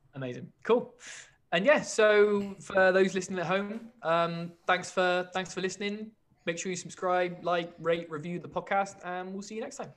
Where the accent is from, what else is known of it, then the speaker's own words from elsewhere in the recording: United Kingdom; as a British fan of an American sport